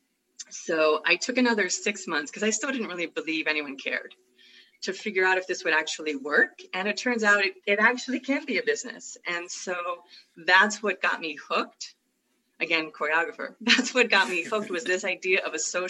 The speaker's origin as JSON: {"language": "English", "town": "San Francisco", "region": "California", "country": "United States", "tie": "born or raised there", "said": "I'm from San Francisco. I'm native San Franciscan"}